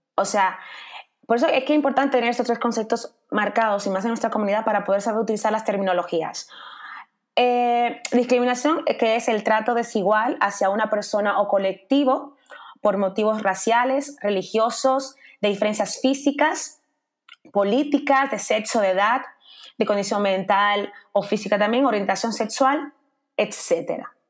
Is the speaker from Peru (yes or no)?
no; Dominican Republic; now in Spain; yo como dominicana